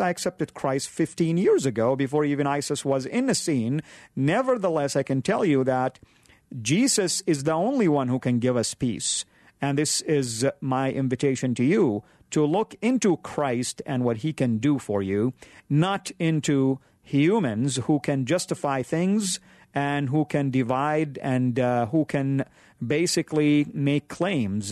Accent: Saudi Arabia; moved away; When I was growing up in Saudi, forty-five minutes away from Mecca

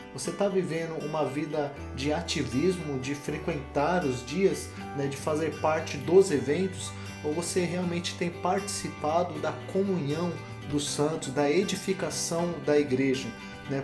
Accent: Brazil; nossa cultura como povo, como brasileiros

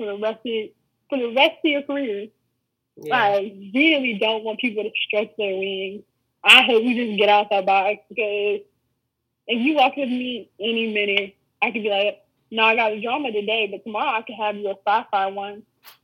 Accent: the South, United States; I'm from the boonies

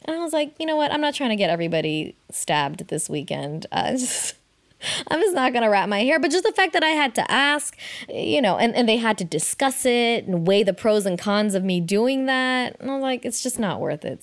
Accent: Oakland, California, United States; growing up in Oakland

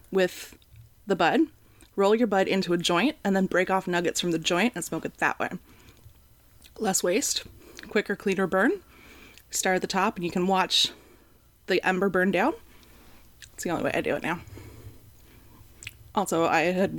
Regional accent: Canada; being a Canadian

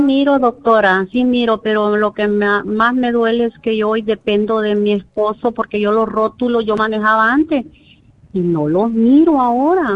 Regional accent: El Salvador; moved away; yo soy de Salvador

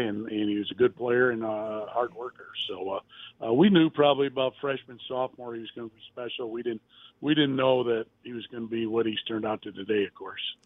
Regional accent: Waterloo, Iowa, United States; my hometown Waterloo Iowa

